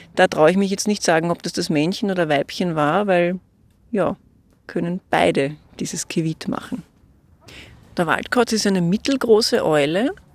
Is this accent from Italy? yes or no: no; Austria; bei uns in Österreich